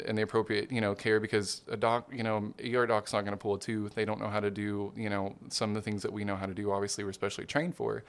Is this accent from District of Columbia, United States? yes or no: no; Hot Springs, Arkansas, United States; moved away; also born or lived in Little Rock, Arkansas / Memphis, Tennessee; I was born and raised Hot Springs, Arkansas